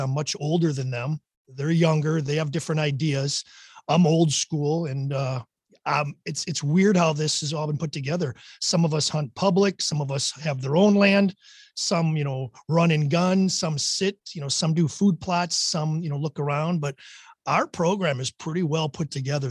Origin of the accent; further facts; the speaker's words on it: Wisconsin, United States; I grew up in Wisconsin